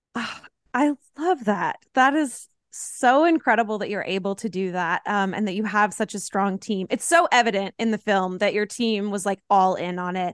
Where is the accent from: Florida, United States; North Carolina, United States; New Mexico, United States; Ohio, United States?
North Carolina, United States; Asheville; I grew up in the Asheville area